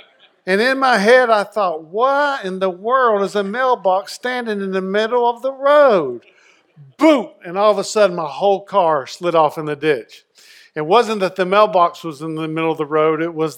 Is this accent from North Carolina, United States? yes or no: yes; North Carolina, United States; When I was at growing up in Eastern North Carolina, it snowed. I was 16.